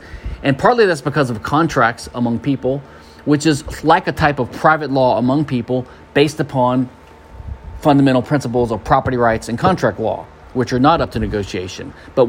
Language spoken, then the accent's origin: English; Louisiana, United States; now in Houston, United States; My home state's Louisiana